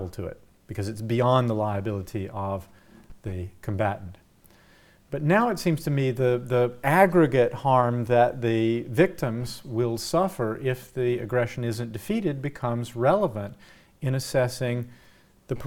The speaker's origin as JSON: {"language": "English", "country": "United States", "said": "I'm an American"}